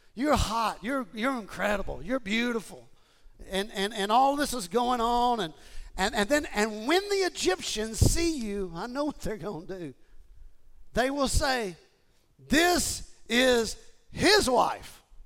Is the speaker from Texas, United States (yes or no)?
yes; Houston, Texas, United States; I grew up in Houston and I joined Gold's Gym